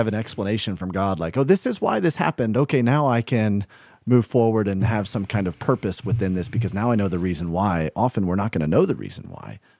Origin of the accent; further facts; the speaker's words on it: the South, United States; I grew up in the South